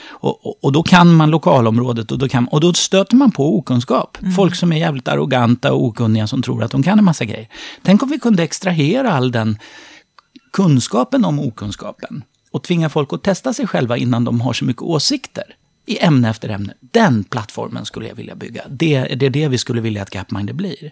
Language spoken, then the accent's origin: Swedish; Sweden; vi svenskar